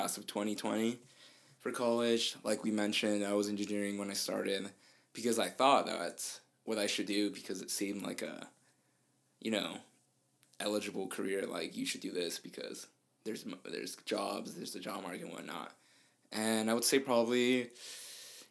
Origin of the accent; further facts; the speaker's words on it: Santa Fe, New Mexico, United States; accent: slight accent; first language Spanish; English is a second language; I was born in Santa Fe, born and raised. I lived for a period in Mexico when I was younger, before I started kindergarten, so that's why I have a slight accent.